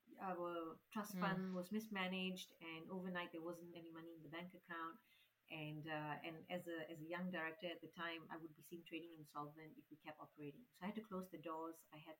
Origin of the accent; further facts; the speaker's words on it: Malaysia; When we moved here from Malaysia, my parents had it really, really tough.